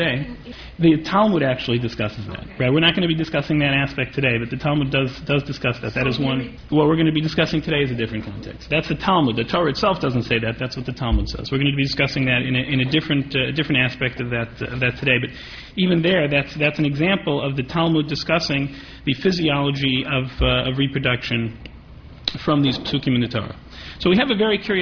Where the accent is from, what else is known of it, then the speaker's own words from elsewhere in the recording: Midwest, United States; moved away as an adult; now in New York, United States; I hail from the Midwest, and I went to yeshiva in the Midwest and then came to New York to train at Yeshiva University